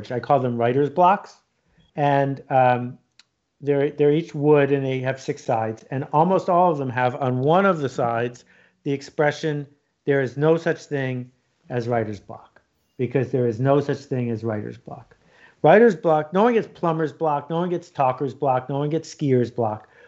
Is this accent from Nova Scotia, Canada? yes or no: no; Ontario, Canada; I grew up in Algonquin Park, north of Toronto and uh, every summer for 42 summers I've been up there.